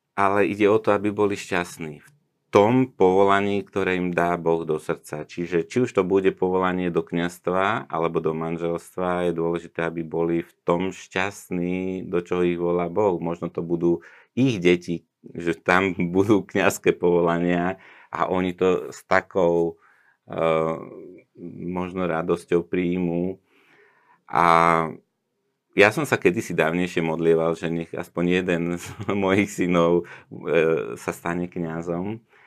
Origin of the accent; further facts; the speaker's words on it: Bratislava, Bratislava Region, Slovakia; ja som vyrastal v meste v Bratislave